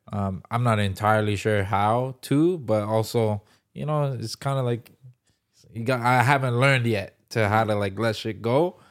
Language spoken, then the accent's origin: English; Toronto, Ontario, Canada; moved away as an adult; also born or lived in Vancouver; I'm from Toronto originally